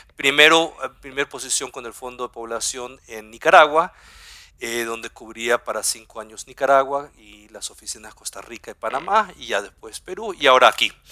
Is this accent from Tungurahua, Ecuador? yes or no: no; Guayaquil, Guayas, Ecuador; first language German; moved away as an adult; also born or lived in southern Chile / Germany / Heidelberg; yo soy del sur de Chile, soy chileno de habla alemana, del sur como somos algunos ahí en el sur, y, pero tuve la suerte de crecer aquí en Ecuador